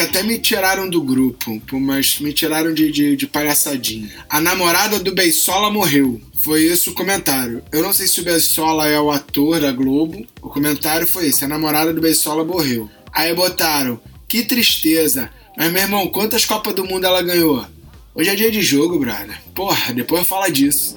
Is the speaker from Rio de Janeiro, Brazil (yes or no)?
yes; Rio de Janeiro, Brazil